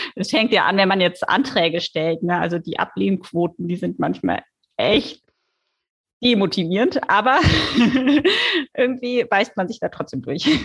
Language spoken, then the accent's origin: German; Düsseldorf, North Rhine-Westphalia, Germany; moved away as an adult; also born or lived in Duisburg; now in Lübeck, Germany; ich komme ursprünglich tatsächlich aus Düsseldorf, bin auch zur Schule gegangen